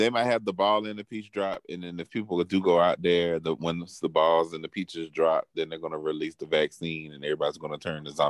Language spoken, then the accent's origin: English; Miami, Florida, United States; moved away; and I'm from Miami